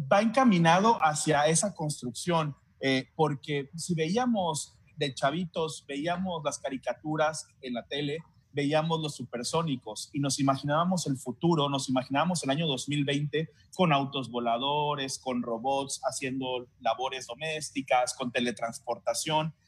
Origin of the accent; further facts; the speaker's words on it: Tabasco, Mexico; yo al menos que soy tabasqueño y que tengo viviendo en Tabasco muchos años